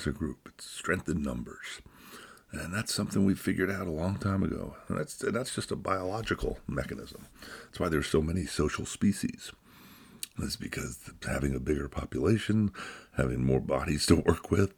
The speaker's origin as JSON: {"language": "English", "country": "United States", "said": "Here in America, speaking as an American"}